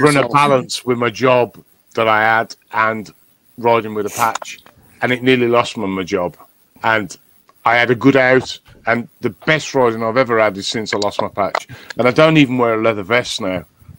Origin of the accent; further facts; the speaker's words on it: Birmingham, West Midlands, United Kingdom; accent: brummie; moved away as an adult; now in Scotland, United Kingdom; I grew up in Birmingham. I've got an Irish mother and a Welsh father and a Scottish wife. And I moved to the north of Scotland because life's good up here.